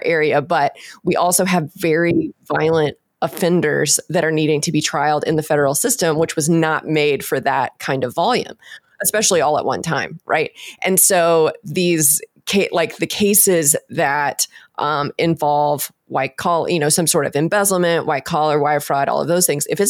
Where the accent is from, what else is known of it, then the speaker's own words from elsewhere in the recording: Texas, United States; I'm from Texas, so we would say he's a horse trader